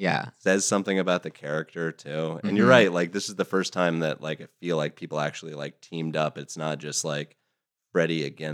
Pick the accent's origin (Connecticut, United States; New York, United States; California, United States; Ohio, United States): Ohio, United States; West Milton; It's in Ohio. It's kind of north of Dayton, so like West Milton